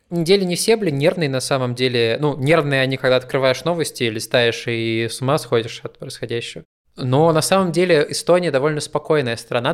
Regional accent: Kuzbass, Kemerovo Oblast, Russia; moved away as an adult; also born or lived in Novosibirsk / Kiselyovsk; now in Estonia; я из Кузбасса

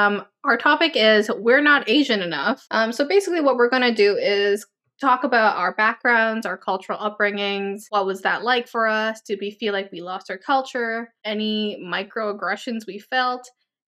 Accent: Canada; I was born in Canada. My parents are Vietnamese

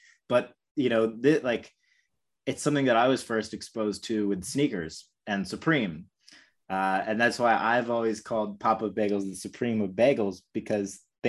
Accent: New York, United States; I grew up in New York.

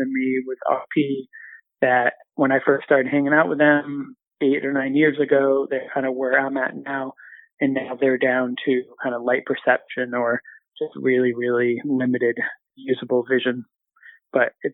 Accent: Southern Maine, United States; born or raised there; moved away as an adult; also born or lived in Central Massachusetts / Boston area; now in Boston, United States

